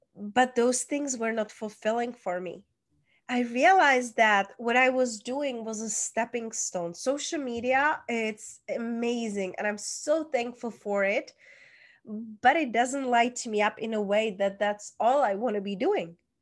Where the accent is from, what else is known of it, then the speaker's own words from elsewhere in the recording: Czechia; moved away; I was born, hence that's where is my accent from, small town in Czech Republic